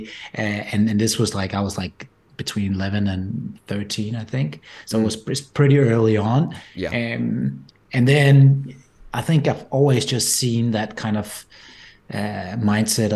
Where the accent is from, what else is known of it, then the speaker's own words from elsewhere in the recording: just outside Copenhagen, Capital Region of Denmark, Denmark; accent: Danish; my accent is not typically American or anything. It comes from the Nordics and rather Denmark. So I grew up just outside Copenhagen, Denmark